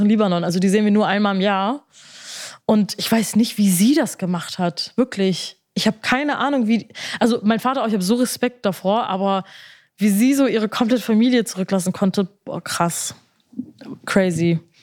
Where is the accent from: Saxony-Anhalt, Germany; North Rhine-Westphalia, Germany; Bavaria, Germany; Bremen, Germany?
Bremen, Germany